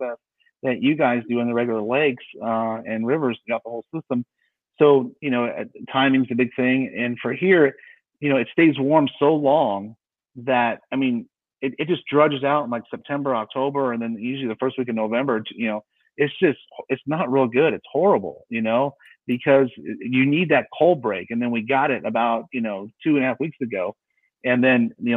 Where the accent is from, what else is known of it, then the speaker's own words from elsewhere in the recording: San Diego, California, United States; I grew up in San Diego, California